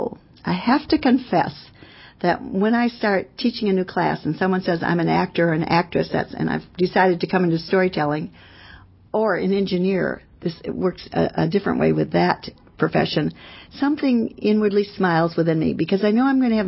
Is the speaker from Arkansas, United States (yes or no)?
no; California, United States; I'm from California.